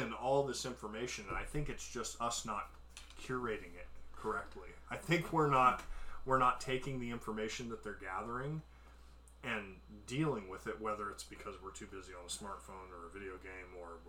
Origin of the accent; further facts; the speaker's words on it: Portland, Oregon, United States; also born or lived in Canby, Oregon; I grew up in Portland, Oregon, along the I-5 corridor